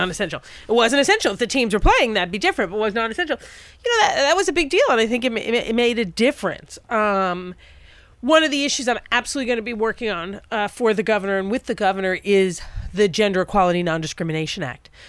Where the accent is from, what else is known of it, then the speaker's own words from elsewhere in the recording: New York, United States; In New York, my home state